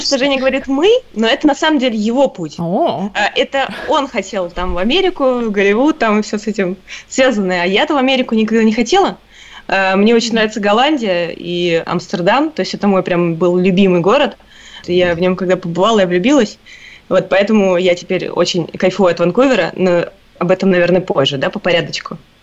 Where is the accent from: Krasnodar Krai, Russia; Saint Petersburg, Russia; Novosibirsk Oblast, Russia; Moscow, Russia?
Moscow, Russia; moved away as an adult; now in Canada; я родилась и выросла в Москве